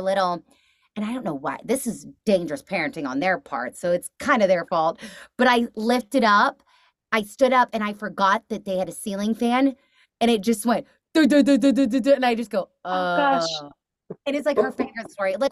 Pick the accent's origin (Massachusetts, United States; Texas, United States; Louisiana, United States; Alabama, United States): Texas, United States; moved away; I'm from Texas originally